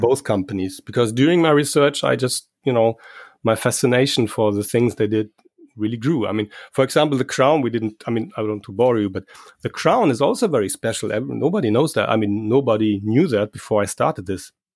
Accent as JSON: {"language": "English", "country": "Germany", "said": "I'm from Germany"}